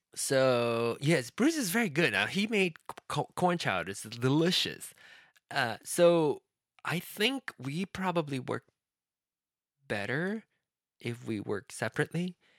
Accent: Penang, Malaysia; accent: Penang Hokkien; first language Penang Hokkien; English is a second language; Penang Hokkien my mother tongue, that the dialect, the language that I speak, that I I start speaking, my the first language I start speaking

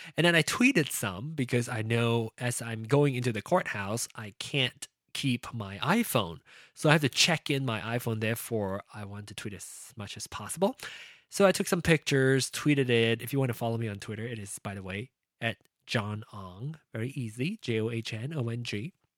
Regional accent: Malaysia; now in United States; It was my root, it was my heritage, it was my culture, it was my uh, upbringing being uh, a Malaysian born Chinese and now American

